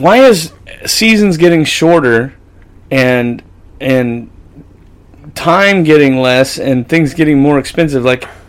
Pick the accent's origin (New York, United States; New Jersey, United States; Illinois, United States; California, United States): California, United States; accent: Okie; I was born and raised in California. My Oki's just, like, oozing its way out once in a while.